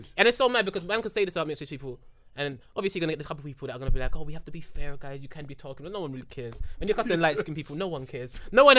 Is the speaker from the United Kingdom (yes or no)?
yes; London, United Kingdom; We're from London, fam.